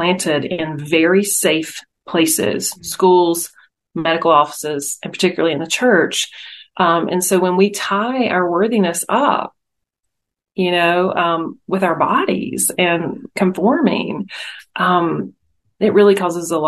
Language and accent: English; North Carolina, United States; accent: drawl; also born or lived in Las Vegas area, Nevada; now in Las Vegas, United States; the draw is from North Carolina. I live in the Vegas area now, but the draw, I grew up in North Carolina.